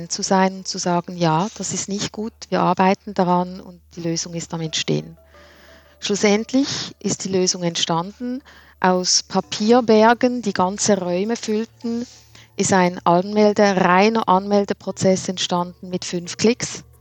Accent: Switzerland; Ja, Nils, es ist auch bei uns in der Schweiz so

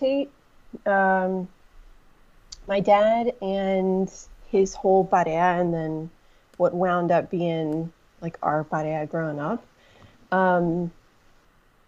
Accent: Virginia, United States; now in Chicago, United States; I'm from Virginia.

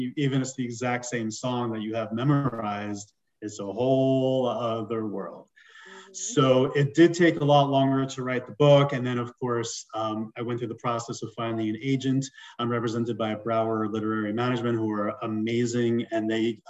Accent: New York City, New York, United States; moved away as an adult; also born or lived in Long Island / Los Angeles; now in Denver, United States; So I'm originally from New York, right around your neck of the woods, born in Queens. I lived on Long Island and also in the city

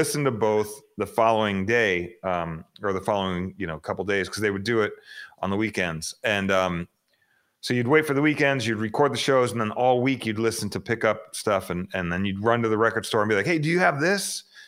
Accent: Phoenix, Arizona, United States; born or raised there; also born or lived in Queens, New York

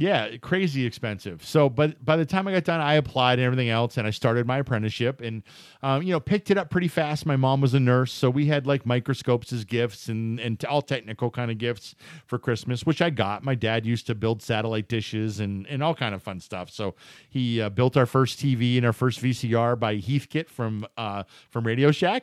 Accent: Erie, Pennsylvania, United States; moved away as an adult; I grew up in Erie, Pennsylvania

